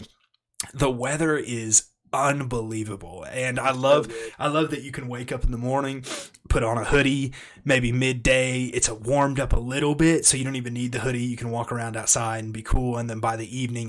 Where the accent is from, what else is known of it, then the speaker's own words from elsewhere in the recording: Kansas, United States; I grew up in Kansas